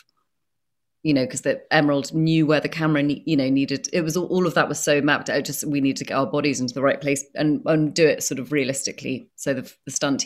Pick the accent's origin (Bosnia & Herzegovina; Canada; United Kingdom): United Kingdom; I'm British